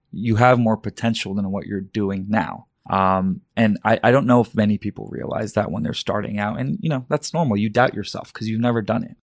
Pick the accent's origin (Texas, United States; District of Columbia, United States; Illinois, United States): Texas, United States; Dallas; also born or lived in Karachi, Pakistan / Virginia / Florida / Carrollton, Texas; moved from Virginia for a year, Florida for a year, settled in Dallas, Texas